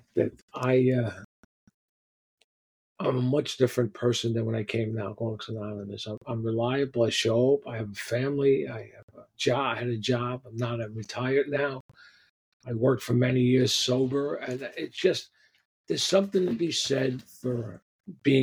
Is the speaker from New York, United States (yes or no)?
yes; New York City, New York, United States; I grew up down on the Lower East Side. It was called the Lower East Side back then, and then it became the East Village. And, you know, I'm sort of born and raised on 4th and 2nd